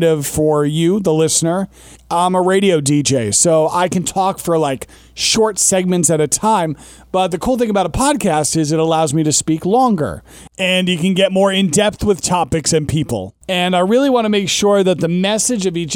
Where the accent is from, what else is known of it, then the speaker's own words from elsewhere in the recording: Long Island, New York, United States; moved away as an adult; now in Hudson Valley, New York, United States; I grew up on Long Island, or Long Island.